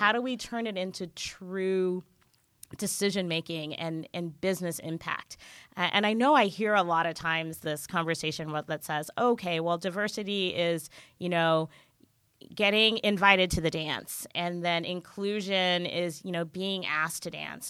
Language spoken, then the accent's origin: English; Jamaica; now in California, United States; I grew up in Jamaica, I'm Jamaican.